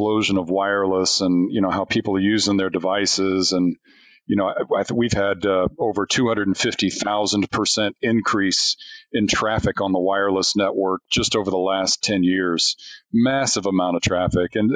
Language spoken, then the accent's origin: English; Indianapolis, Indiana, United States; moved away as an adult; I'm born and raised in Indianapolis